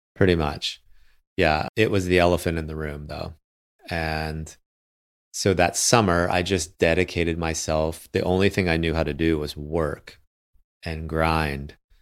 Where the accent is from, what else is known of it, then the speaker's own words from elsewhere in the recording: Michigan, United States; my hometown